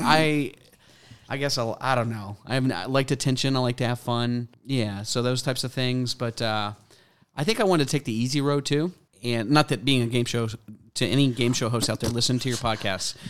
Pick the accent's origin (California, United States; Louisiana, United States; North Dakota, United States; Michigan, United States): Louisiana, United States; Mandeville; accent: Tennessee New Orleans mix; also born or lived in Tennessee; now in Alpharetta, United States; I grew up in Louisiana